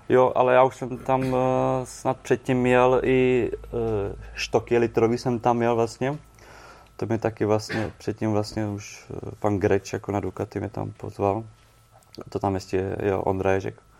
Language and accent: Czech; Czechia; jsem z Čech